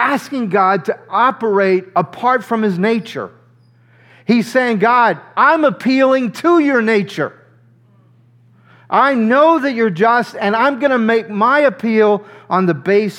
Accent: near New Orleans, Louisiana, United States; I grew up near New Orleans, Louisiana.

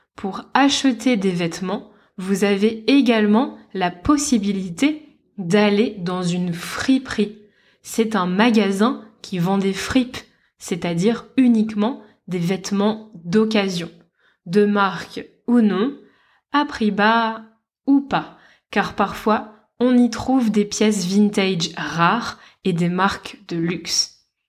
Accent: Lille, Hauts-de-France, France; now in Lisbon, Portugal; dans ma ville natale, à Lille

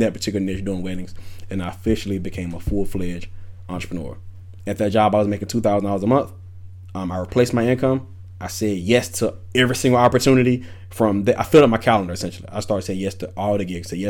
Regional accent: Wilson, North Carolina, United States; moved away; also born or lived in Atlanta, Georgia; I'm from Wilson, North Carolina, small hometown.

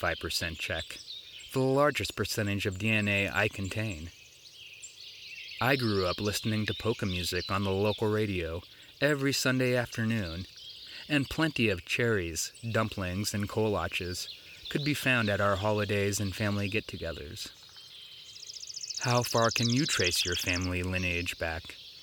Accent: Ord, Nebraska, United States; my hometown of Ord, Nebraska.

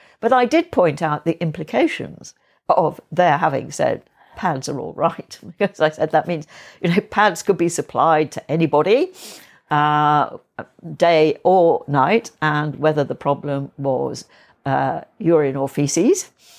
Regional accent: Yorkshire and the Humber, United Kingdom; we were a bit of outsiders in the village I grew up in North Yorkshire

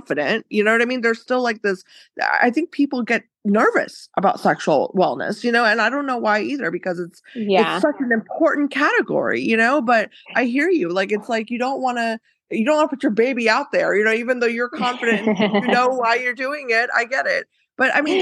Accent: United States; growing up in the US

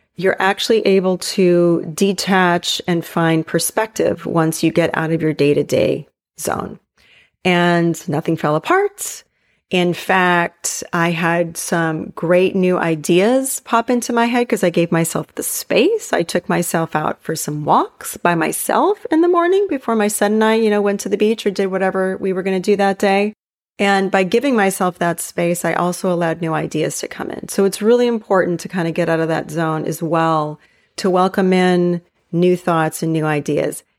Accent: Hawaii, United States; moved away; where I grew up in Hawaii

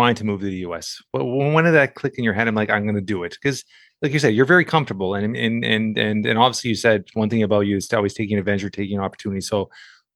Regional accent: Toronto, Ontario, Canada; I'm from Toronto, Canada

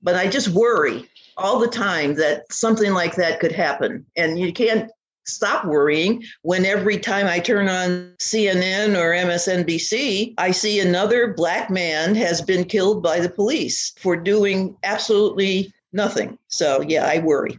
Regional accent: the North, United States; I was born and raised in the North

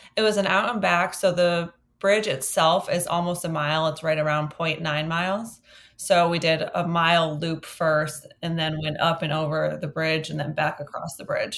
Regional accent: Westfield, Massachusetts, United States; moved away; I'm visiting my hometown of Westfield, Massachusetts

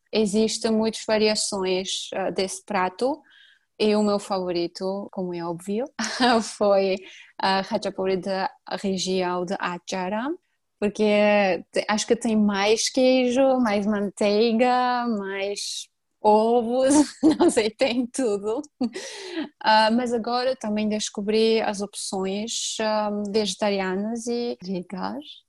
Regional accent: Georgia; first language Georgian; Portuguese is a second language; a nossa língua é bem complicada para os estrangeiros

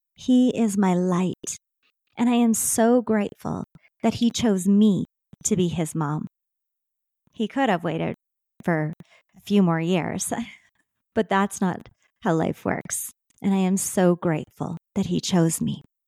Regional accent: Saskatchewan, Canada; I am a Canadian girl that was born and raised in Saskatchewan.

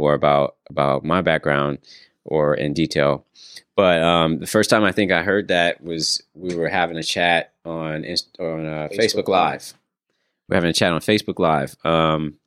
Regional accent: San Francisco, California, United States; I was born and raised in San Francisco

